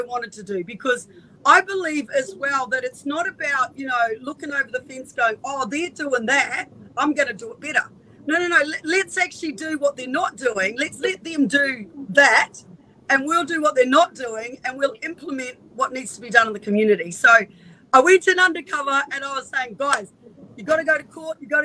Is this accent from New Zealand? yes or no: yes; New Zealand; also born or lived in Northern Beaches, Australia; now in Australia; I'm from New Zealand, so I had no family here at all